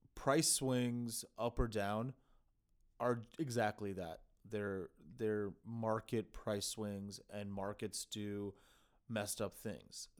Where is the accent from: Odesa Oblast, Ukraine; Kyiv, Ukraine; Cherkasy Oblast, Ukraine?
Kyiv, Ukraine; now in United States; in my home country, uh, in, in fact, my home city in Kyiv